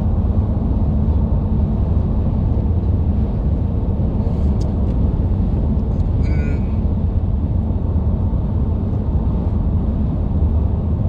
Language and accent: English; Miami, Florida, United States; I'm from Miami